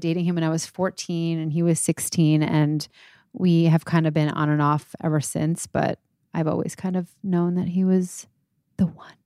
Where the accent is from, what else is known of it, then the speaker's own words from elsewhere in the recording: New York, United States; I am twenty-nine. I am from New York